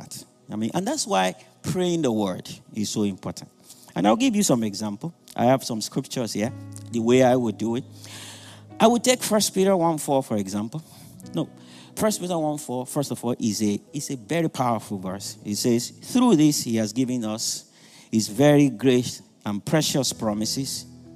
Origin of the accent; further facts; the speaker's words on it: Nigeria; moved away as an adult; now in United States; Some of us who are Nigerian, I'm from Nigeria